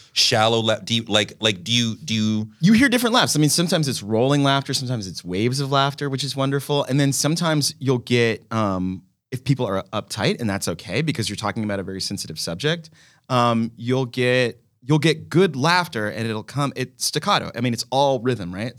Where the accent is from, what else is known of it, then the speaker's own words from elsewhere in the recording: Dallas, Texas, United States; I grew up in Dallas, Texas.